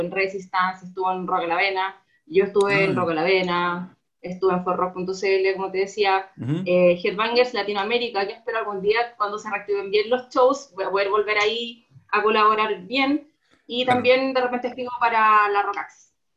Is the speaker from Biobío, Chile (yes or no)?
yes; Concepción, Biobío, Chile; moved away as an adult; now in Santiago, Chile; soy de Conce, ahí estudié